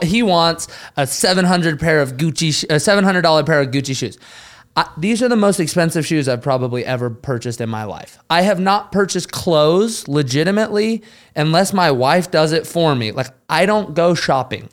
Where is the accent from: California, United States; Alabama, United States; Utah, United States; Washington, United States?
Utah, United States; now in the Carolinas, United States; we're all from Utah